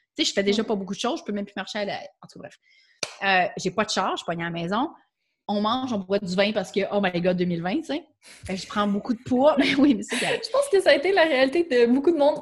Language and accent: French; Quebec, Canada; first language French; je suis québécoise, euh, puis c'est ma langue maternelle